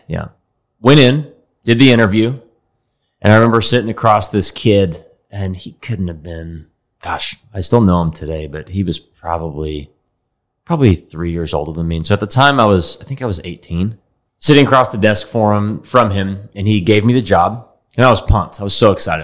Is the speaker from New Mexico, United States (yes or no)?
no; Dallas, Texas, United States; I grew up here in Dallas